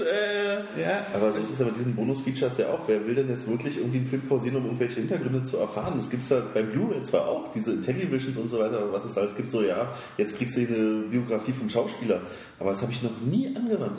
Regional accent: Germany; als Deutscher

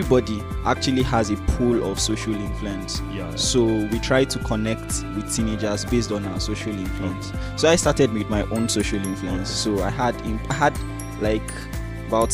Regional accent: Niger State, Nigeria; first language Gbagyi; English is a second language; I'm from Niger State

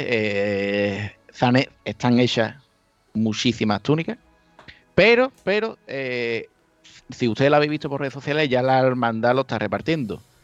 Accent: Chiclana de la Frontera, Andalusia, Spain; moved away; yo soy de Cádiz. Ah, de Cádiz, Cádiz, no, de Chiclana.

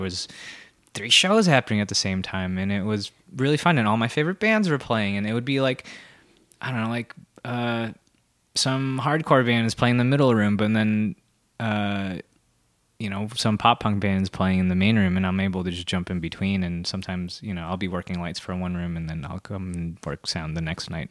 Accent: Santa Barbara, California, United States; moved away as an adult; now in Los Angeles, United States; Santa Barbara originally, but I've actually lived in, uh, Los Angeles, like, for ten and a half years

